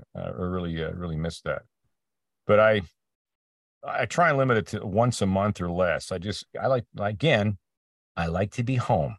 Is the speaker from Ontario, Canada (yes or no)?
yes; Peterborough, Ontario, Canada; moved away; my hometown, um, this, uh, north, northeast, east of Toronto called Peterborough